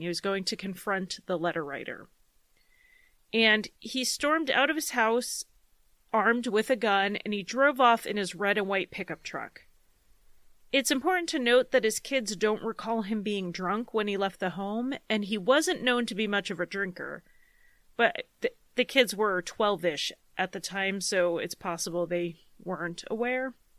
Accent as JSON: {"language": "English", "region": "Connecticut", "country": "United States", "tie": "born or raised there", "said": "growing up in Connecticut, which is in the northeast part of the U S"}